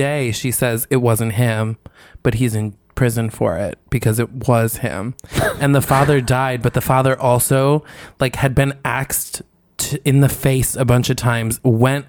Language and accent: English; Albany, New York, United States; There's a famous murder case from my hometown